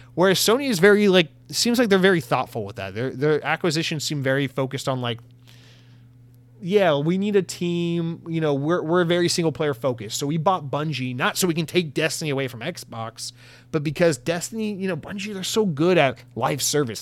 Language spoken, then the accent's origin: English; United States; as an American